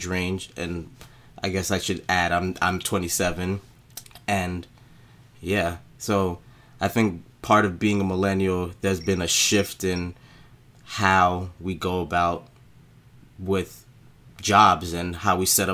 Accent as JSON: {"language": "English", "town": "New York City", "region": "New York", "country": "United States", "tie": "born or raised there", "said": "I was, again, born and raised in Brooklyn, and my family's actually from Haiti"}